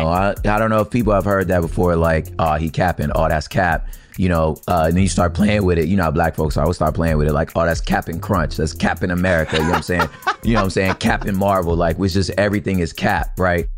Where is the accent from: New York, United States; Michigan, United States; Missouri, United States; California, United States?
California, United States; Los Angeles; I'm from L A. I'm like, I grew up in South Central and surrounding areas